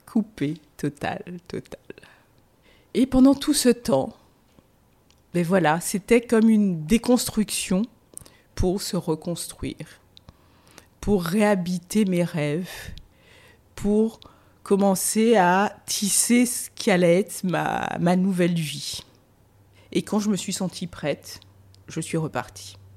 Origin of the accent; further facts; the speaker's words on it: Guadeloupe; moved away as an adult; now in Paris, France; J'ai pris deux valises et je suis, j'ai quitté la Guadeloupe. Parce que pour moi, j'étais aussi en colère. Il fallait que je parte.